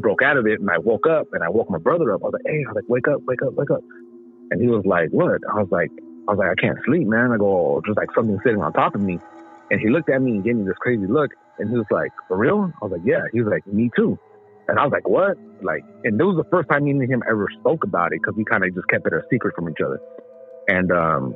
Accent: Inland Empire, San Bernardino County, California, United States; also born or lived in Los Angeles, California; I was born in LA and then I grew up in the Inland Empire, which is next door neighbors to LA, the neighboring county, San Bernardino County.

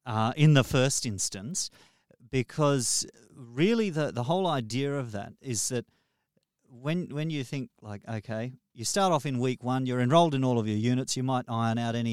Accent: Darwin, Northern Territory, Australia; born there; I was born in Darwin.

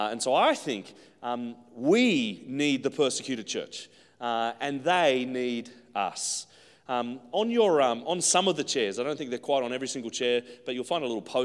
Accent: Central Coast, New South Wales, Australia; moved away as an adult; now in Brisbane, Australia; I grew up on the Central Coast. I live in Brisbane, and I've been outside of the Central Coast for about 15 years now

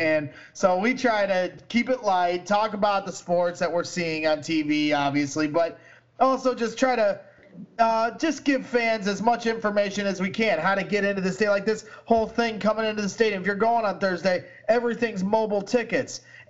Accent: Chicago, Illinois, United States; we're from Chicago. We are Chicago

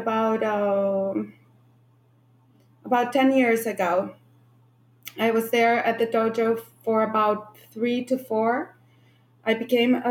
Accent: Santiago, Santiago Metropolitan Region, Chile; moved away as an adult; now in United States; I grew up in Santiago, Chile, and I moved to the United States when I was 25 years old.

